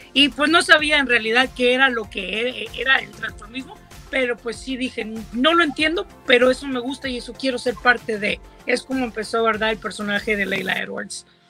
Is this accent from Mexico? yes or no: yes; Coahuila, Mexico; yo soy de Coahuila, ¿verdad? Y no vengo de una ciudad grande, vengo de un, es un pueblo pequeño